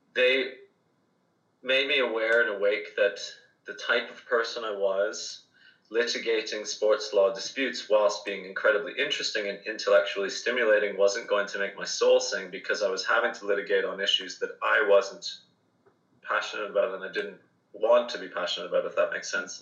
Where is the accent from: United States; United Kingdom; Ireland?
Ireland; I'm Irish